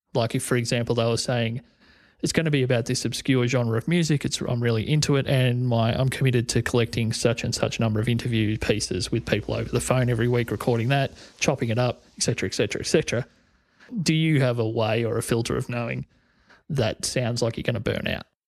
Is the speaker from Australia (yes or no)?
yes; Corryong, Victoria, Australia; This is in my hometown of Coryong